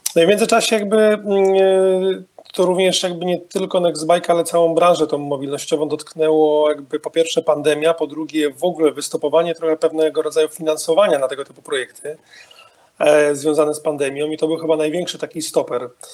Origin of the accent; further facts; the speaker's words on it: Wrocław, Lower Silesian Voivodeship, Poland; pochodzę z tego miasta